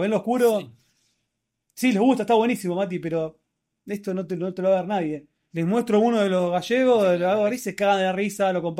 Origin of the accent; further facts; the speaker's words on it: Argentina; somos argentinos